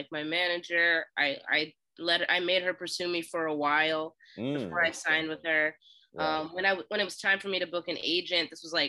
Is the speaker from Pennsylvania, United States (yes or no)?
yes; Philadelphia, Pennsylvania, United States; Why do you keep saying I'm from Pittsburgh? I'm from Philly. Listen to me.